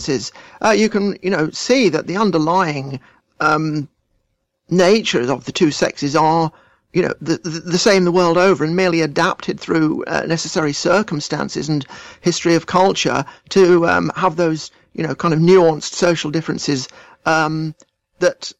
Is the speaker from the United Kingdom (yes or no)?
yes; England, United Kingdom; I identify as English because I am English